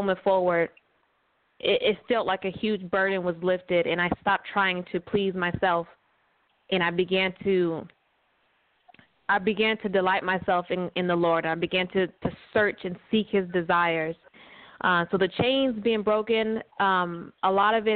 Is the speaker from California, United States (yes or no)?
yes; California, United States; also born or lived in Arizona; now in Georgia, United States; So I am originally from West Coast, from California. I was raised there